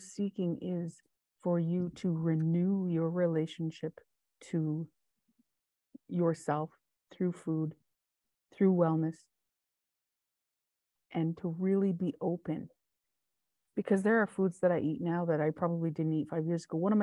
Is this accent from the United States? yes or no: no; West Coast, Canada; moved away; I'm still a West Coast kid. I was born in the West Coast.